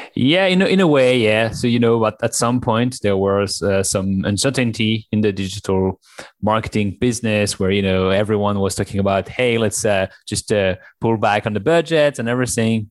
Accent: France; accent: French; English is a second language; moved away; also born or lived in China; as you can tell from my accent, I'm French

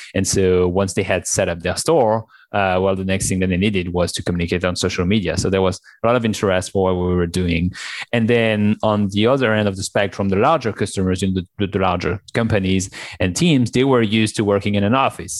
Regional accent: France; accent: French; English is a second language; moved away; also born or lived in China; as you can tell from my accent, I'm French

